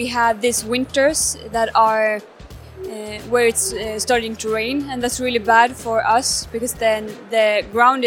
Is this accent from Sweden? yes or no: yes; Swedish part of Sápmi, Sweden; I'm from the Swedish part of Sápmi, and I belong to the Sami people.